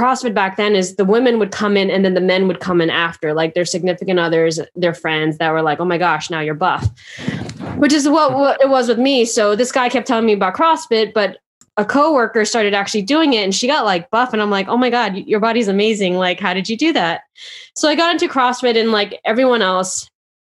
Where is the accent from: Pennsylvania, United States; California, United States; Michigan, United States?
California, United States; Southern; I grew up in Southern California